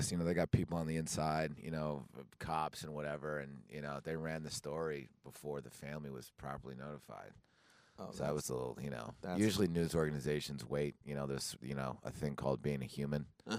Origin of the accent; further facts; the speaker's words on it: Toms River, New Jersey, United States; also born or lived in Seaside Heights, New Jersey; now in Las Vegas, United States; I'm from Tom's River, New Jersey.